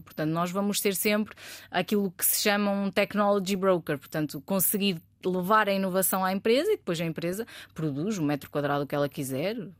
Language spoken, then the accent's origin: Portuguese; Bragança, Norte, Portugal; moved away as an adult; also born or lived in Porto; eu sou, eu sou de Bragança, o sotaque não, não engana